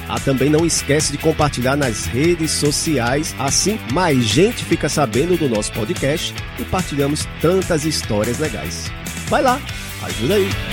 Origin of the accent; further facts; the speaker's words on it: Recife, Pernambuco, Brazil; now in Paraíba, Brazil; lá na minha terra, lá em Recife